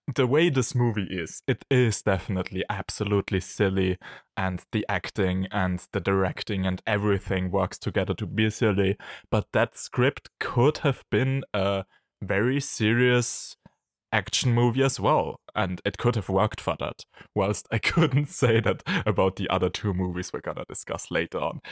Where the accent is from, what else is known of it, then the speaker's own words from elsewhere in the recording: Austria; from Austria